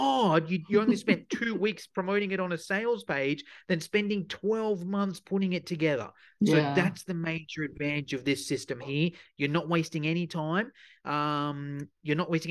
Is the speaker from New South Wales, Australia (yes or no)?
yes; Sydney, New South Wales, Australia; my accent might give it away, but I'm from Sydney in Australia